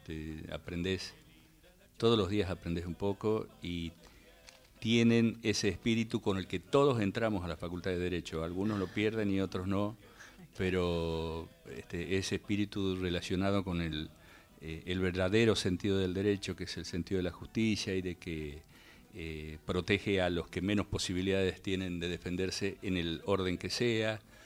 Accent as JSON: {"language": "Spanish", "town": "San Miguel de Tucumán", "region": "Tucumán", "country": "Argentina", "tie": "born or raised there", "moved": "yes", "said": "una cuadra de donde yo nací, donde yo me, crié, en el barrio de la uh, Ciudadela, en Tucumán"}